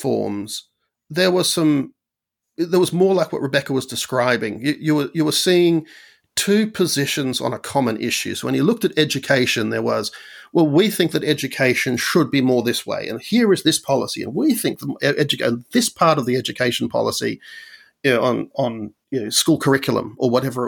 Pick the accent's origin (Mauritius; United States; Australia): Australia; when I was growing up in Australia